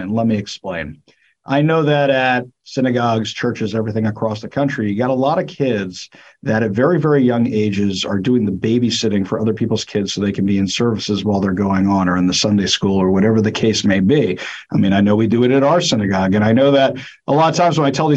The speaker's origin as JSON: {"language": "English", "region": "New York", "country": "United States", "tie": "born or raised there", "moved": "yes", "lives_now": "Seattle, United States", "said": "I grew up in New York also. I live in Seattle now"}